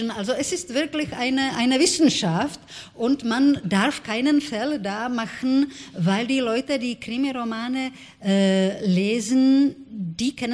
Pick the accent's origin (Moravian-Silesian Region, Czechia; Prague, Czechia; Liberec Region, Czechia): Prague, Czechia; also born or lived in Olomouc; Ich bin nicht in Prag geboren. Ich bin in Olmütz, äh